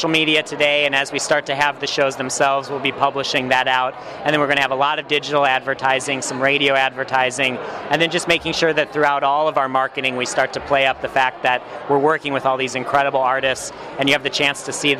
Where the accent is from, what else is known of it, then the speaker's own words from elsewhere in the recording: Minneapolis, Minnesota, United States; also born or lived in St. Louis / Texas; now in Miami, United States; Originally from Minneapolis. So this is pretty close to what I grew up in, but I don't miss it living down in Miami these days.